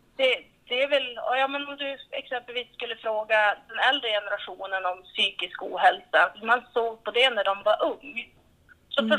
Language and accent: Swedish; Vilhelmina, Västerbotten County, Sweden; also born or lived in Tärnaby; Jag är ju född och uppvuxen här i Vilhelmina kommun kan man säga. Jag är uppvuxen i en renskötarfamilj i Vilhelmina norra sameby.